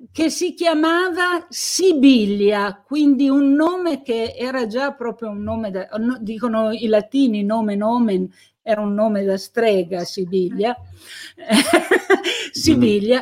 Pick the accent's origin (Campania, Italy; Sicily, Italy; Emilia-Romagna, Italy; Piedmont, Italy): Piedmont, Italy; Carbonara Scrivia; a Carbonara, il mio paese di origine